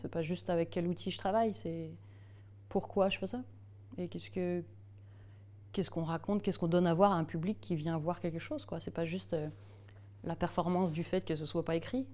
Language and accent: French; Strasbourg, Grand Est, France; Je suis née à Strasbourg